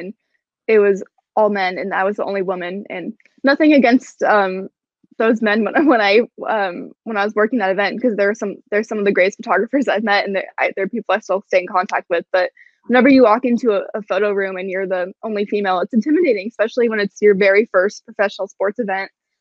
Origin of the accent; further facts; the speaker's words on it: Portland, Oregon, United States; moved away as an adult; also born or lived in Colorado / New York City; now in Seattle, United States; I'm from Portland, Oregon, and Seattle's about 3.5 hours away from Portland.